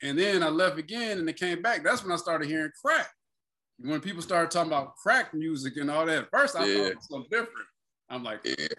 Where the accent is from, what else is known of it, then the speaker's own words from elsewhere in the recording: Joliet, Illinois, United States; moved away; also born or lived in Seattle / Alabama; Man, like, I'm from Joliet. I lived most of my life in Joliet, travel. You know, I was back and forth between Seattle, whatever, but I moved to Alabama, man, for some time.